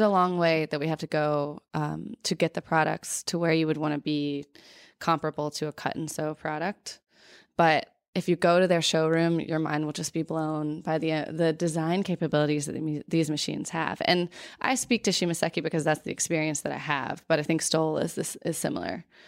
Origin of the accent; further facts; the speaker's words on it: North Carolina, United States; I grew up in North Carolina